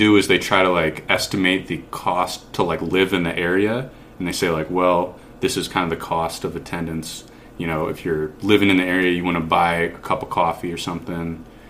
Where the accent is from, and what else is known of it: Michigan, United States; born or raised there